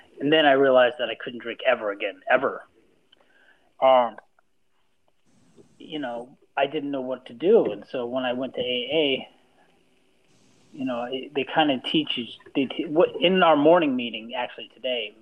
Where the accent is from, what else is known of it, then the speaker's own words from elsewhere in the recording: Alaska, United States; moved away; I grew up in Alaska